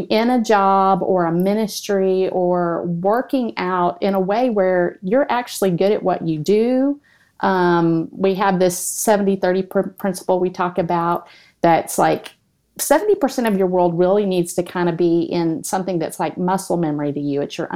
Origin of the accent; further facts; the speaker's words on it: Texas, United States; now in Oklahoma, United States; I'm from Texas, but I live in Oklahoma